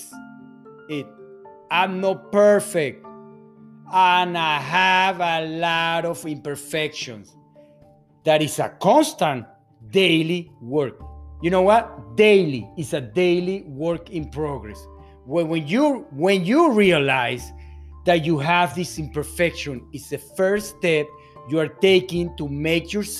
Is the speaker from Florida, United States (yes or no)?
yes; Fort Lauderdale, Florida, United States; also born or lived in Venezuela; I'm born in Venezuela, South America, to a Hungarian dad, to a Spaniard mom. I grew up in Fort Lauderdale, Florida.